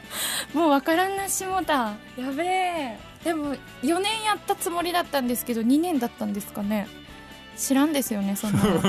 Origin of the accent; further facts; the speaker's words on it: Miyazaki, Japan; accent: Miyazaki dialect; moved away as an adult; now in Tokyo, Japan; 私宮崎県出身なんですよで宮崎おる時に